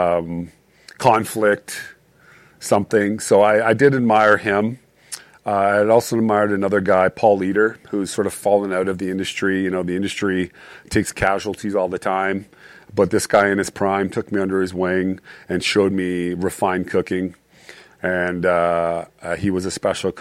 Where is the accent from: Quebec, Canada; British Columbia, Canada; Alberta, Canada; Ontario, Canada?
Alberta, Canada; Calgary; moved away; I grew up in Calgary